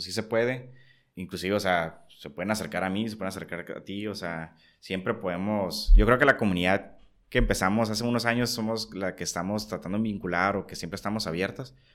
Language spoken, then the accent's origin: Spanish; Tijuana, Baja California, Mexico; also born or lived in San Diego; nací en San Diego, pero toda la vida he vivido aquí, ¿no? Entonces, pues soy tijuanense de, vida